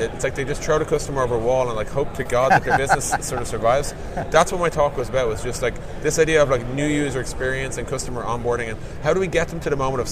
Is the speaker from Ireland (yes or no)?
yes; Dublin, Leinster, Ireland; I'm from Dublin, Ireland